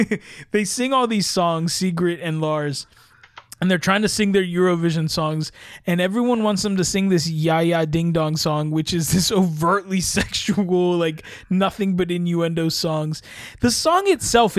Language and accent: English; United States